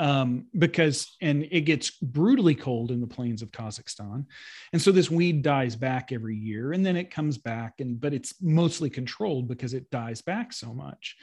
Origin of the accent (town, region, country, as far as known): United States